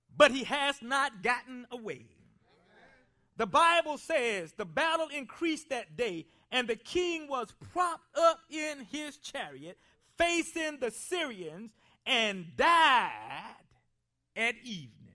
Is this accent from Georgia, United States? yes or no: no; Columbia, South Carolina, United States; growing up in Columbia, South Carolina, I spent a lot of time around older people. I was raised by my grandparents